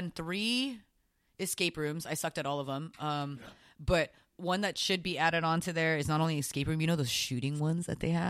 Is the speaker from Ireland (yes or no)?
no; Philippines; I'm Filipino, dude.